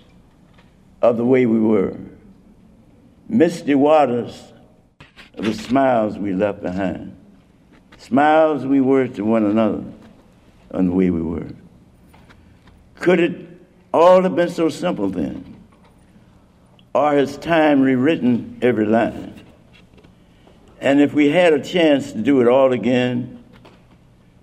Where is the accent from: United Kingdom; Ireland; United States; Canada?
United States; Chicago, Illinois; also born or lived in Alabama; My earliest memories growing up in Chicago is when my mother used to take us